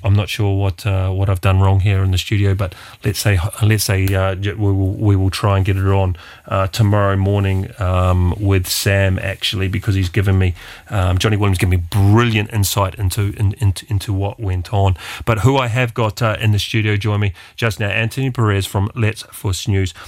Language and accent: English; New Zealand; being a Kiwi